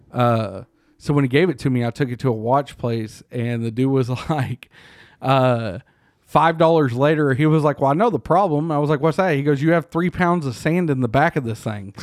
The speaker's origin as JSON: {"language": "English", "region": "Texas", "country": "United States", "said": "as a Texan"}